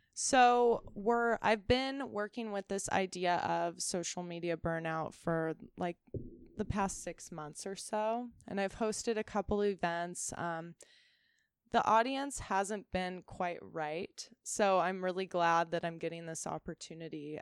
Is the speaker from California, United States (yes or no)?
yes; Ventura, California, United States; also born or lived in Chico, California; I grew up here